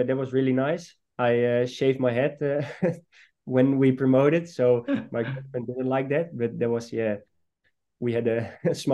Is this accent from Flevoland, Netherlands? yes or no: yes; Almere, Flevoland, Netherlands; I was born in Almere, so I've seen the club grow when I was, for example, 12 or 13. Every Friday night, me and some friends of me were going to the stadium